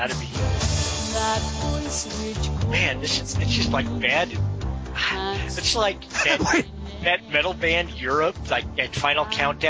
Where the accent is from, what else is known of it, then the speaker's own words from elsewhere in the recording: St. Louis, Missouri, United States; there is a band from my hometown, which is St. Louis.